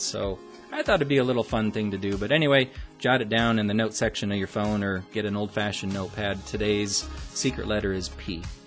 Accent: Omaha, Nebraska, United States; my hometown of Omaha

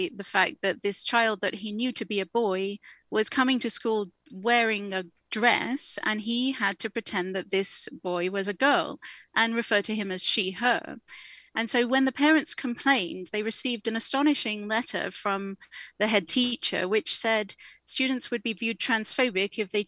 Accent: England, United Kingdom; now in Canada; as you can probably tell from my accent, I am from the UK, I am from England

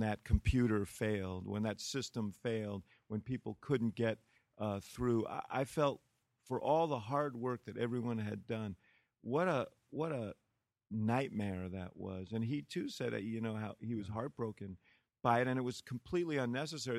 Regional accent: New York, United States; moved away as an adult; now in Chicago, United States; the housing development where I grew up in New York, Stuyvesant Town

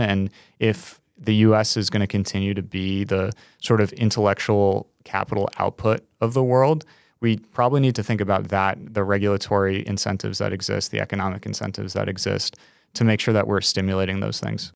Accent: New York, United States; As a New Yorker

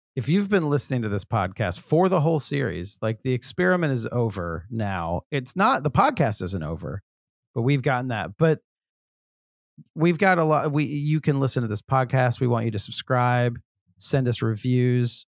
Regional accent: the South, United States; I'm from the South

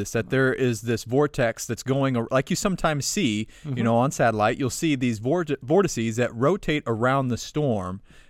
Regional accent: St. Louis, Missouri, United States; moved away; also born or lived in Norman, Oklahoma; I grew up in St. Louis

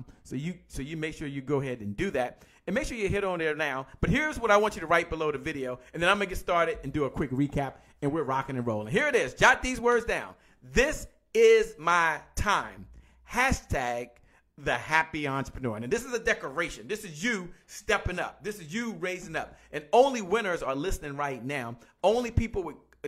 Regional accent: Washington, District of Columbia, United States; I'm from Washington, D.C., by the way, and I used to listen to a station called 93.9 WKYS KISS

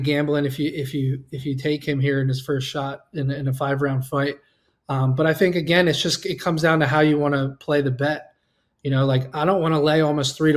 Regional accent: Pennsylvania, United States; I grew up in Pennsylvania.

